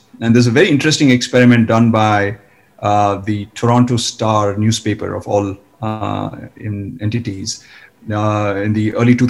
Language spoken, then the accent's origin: English; India; Yes, in fact, yes.